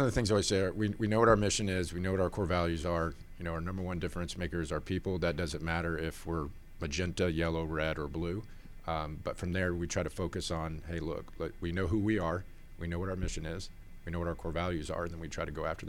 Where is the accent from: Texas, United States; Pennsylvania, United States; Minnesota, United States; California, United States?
Texas, United States; Austin; born there; also born or lived in Georgia; So, I was born in Austin, Texas, so actually moved over to Georgia about in 1990, around that time frame.